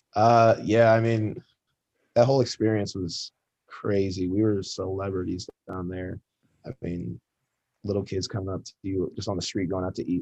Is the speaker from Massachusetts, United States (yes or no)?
no; Ann Arbor, Michigan, United States; I grew up in Michigan, grew up in Ann Arbor.